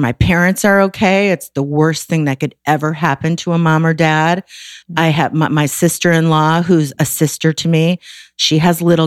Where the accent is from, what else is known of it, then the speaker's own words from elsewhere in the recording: Waukegan, Illinois, United States; I grew up in Waukegan